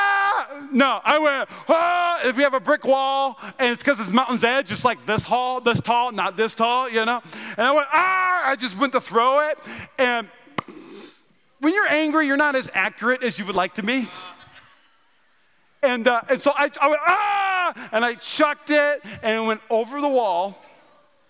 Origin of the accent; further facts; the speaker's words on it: North Dakota, United States; I'm from North Dakota